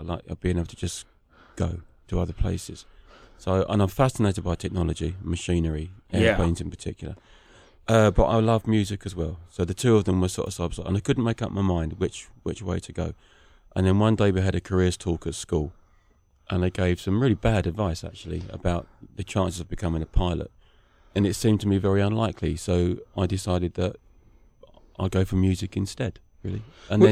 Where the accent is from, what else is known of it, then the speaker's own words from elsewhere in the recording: London, United Kingdom; also born or lived in Ashford, Middlesex / Essex / Sussex; I was born in London.